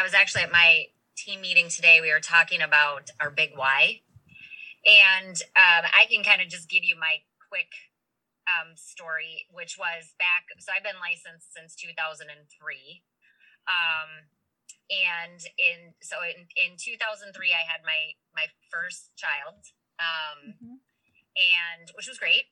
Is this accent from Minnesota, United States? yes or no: yes; St. Paul, Minnesota, United States; I'm from St. Paul, and many of the people that I know are bar owners and are generational bar owners